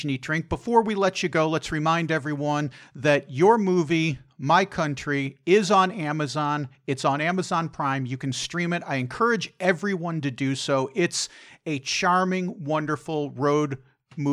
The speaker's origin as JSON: {"language": "English", "country": "United States", "also_born_or_lived": "Rhode Island", "said": "we're American"}